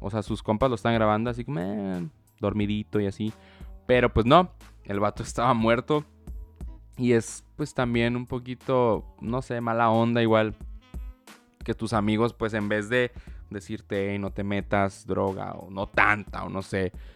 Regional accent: Baja California, Mexico; yo soy de Baja California

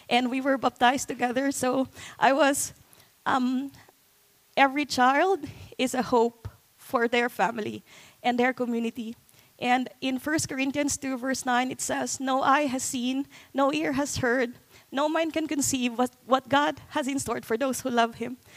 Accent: Philippines; So I I live and was raised in a slum area.

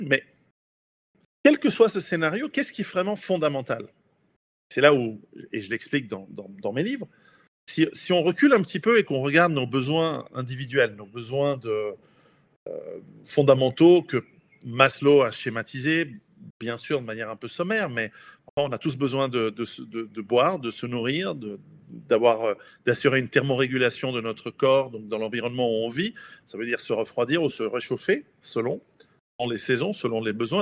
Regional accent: Switzerland; je suis suisse d'origine italienne

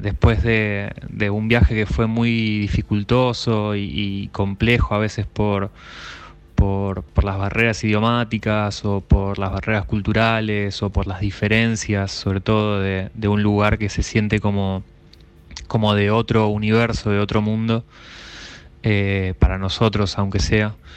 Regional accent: Chos Malal, Neuquén, Argentina; soy de Chosmalal, del norte de Neuquén.

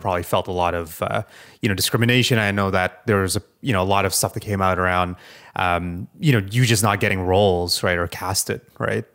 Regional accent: Canada; a Canadian

